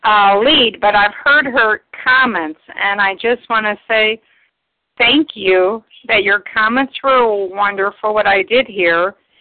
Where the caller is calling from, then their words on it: Ohio, United States; My first initial is J, and I'm from Ohio.